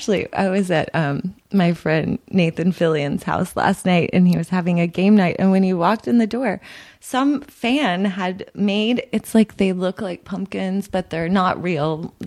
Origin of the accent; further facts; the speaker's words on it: Dallas, Texas, United States; now in Los Angeles, United States; I'm from Dallas.